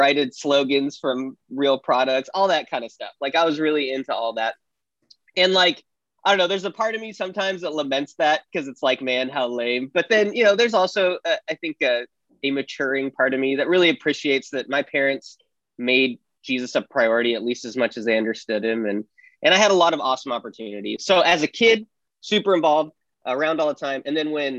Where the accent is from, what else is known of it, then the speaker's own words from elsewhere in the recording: Wyoming, United States; I grew up in Wyoming, in a big town for Wyoming, small town for everywhere else